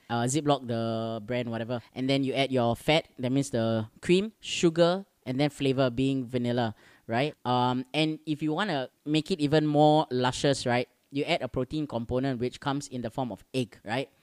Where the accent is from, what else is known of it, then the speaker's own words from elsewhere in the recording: Singapore; our little island